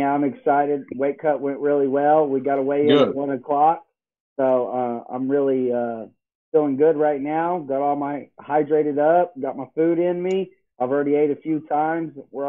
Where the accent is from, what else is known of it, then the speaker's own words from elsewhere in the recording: Tulsa, Oklahoma, United States; I was born and raised in Tulsa, Oklahoma. I'm 13-5 as a professional.